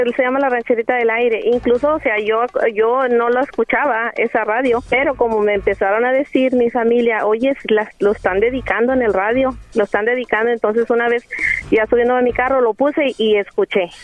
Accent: Coahuila, Mexico; now in San Antonio, United States

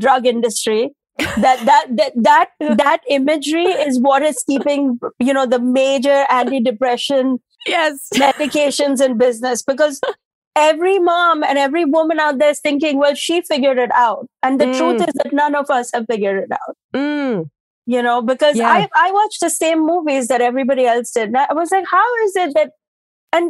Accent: India; moved away as an adult; now in New York City, United States; I'm an Indian immigrant mom.

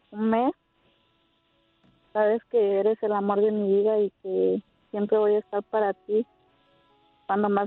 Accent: Guerrero, Mexico; now in United States; Soy de, de Guerrero, pero ahorita estoy viviendo en Estados Unidos.

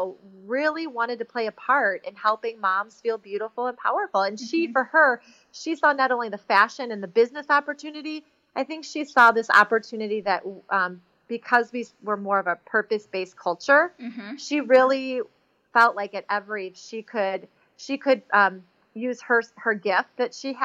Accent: Chicago, Illinois, United States; I was raised in Chicago

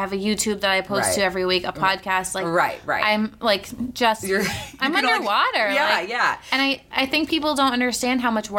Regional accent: Cape Cod, Massachusetts, United States; I grew up on Cape Cod

